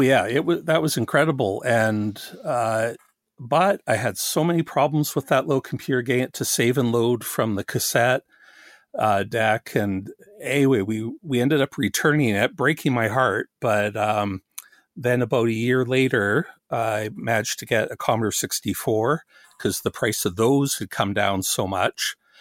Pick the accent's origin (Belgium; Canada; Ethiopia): Canada; also born or lived in Australia; I'm Canadian